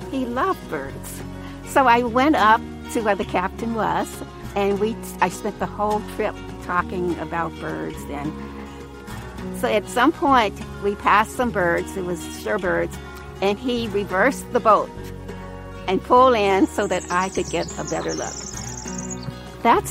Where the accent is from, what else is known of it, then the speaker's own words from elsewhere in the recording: Louisiana, United States; I'm from Louisiana